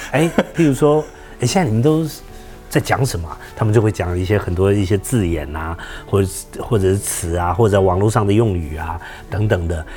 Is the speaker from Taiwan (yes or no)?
yes; Taiwan; 我们就是眷村长大的孩子